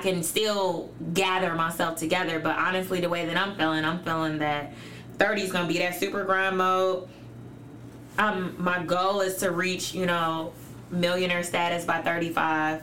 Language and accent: English; Chicago, Illinois, United States; also born or lived in Elgin, Illinois; I was born in Elgin, but moved. My parents moved. Well, my mom moved to Chicago when I was a month old